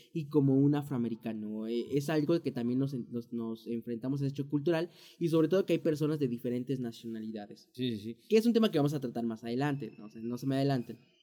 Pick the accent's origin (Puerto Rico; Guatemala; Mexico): Mexico; moved away as an adult; now in United States; nosotros como mexicanos